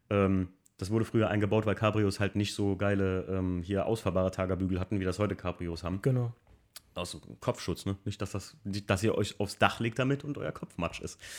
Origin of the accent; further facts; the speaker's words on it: Alken, Rhineland-Palatinate, Germany; Weil ähm, bei uns in Alken, wo ich aufgewachsen bin, da sind früher Bergrennen gefahren worden.